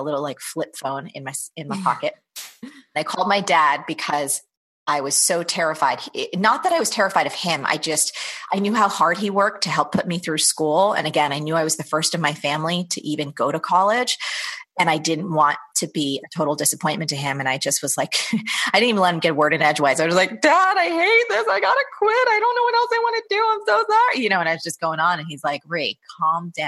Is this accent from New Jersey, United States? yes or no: yes; New Jersey, United States; I grew up in New Jersey from a very kind of blue collar, middle class family.